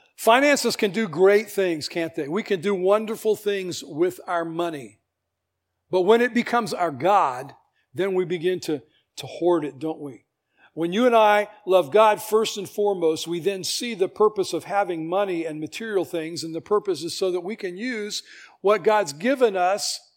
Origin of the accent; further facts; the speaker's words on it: United States; I'm American, I'm a citizen of the world